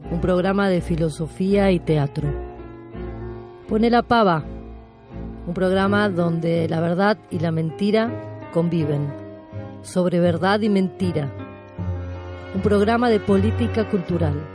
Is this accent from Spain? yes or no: no; San Nicolás de los Arroyos, Buenos Aires Province, Argentina; San Nicolás, que es mi ciudad, yo soy de San Nicolás de los Arroyos, una ciudad que tiene eh, bastante valor histórico